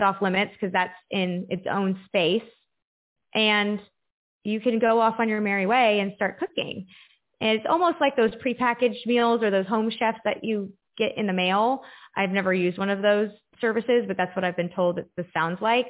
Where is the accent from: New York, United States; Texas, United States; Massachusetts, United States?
Texas, United States; moved away as an adult; also born or lived in Florida; I went off on my own and lived by myself in Florida and went to college because I grew up in Texas